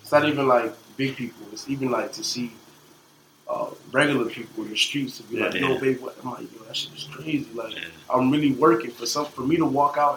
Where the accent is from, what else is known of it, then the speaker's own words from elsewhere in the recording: West Palm Beach, Florida, United States; also born or lived in Queens, New York / Atlanta, Georgia; I was raised in West Palm Beach, Florida, in Atlanta